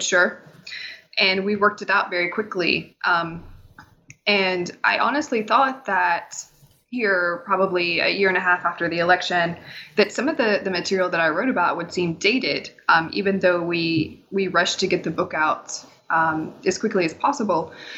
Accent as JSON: {"language": "English", "region": "Tennessee", "country": "United States", "said": "I'm from East Tennessee, which is, I like to say that I'm from Dolly Parton country, so that helps people place me in the world. I've lived in Appalachia almost my entire life."}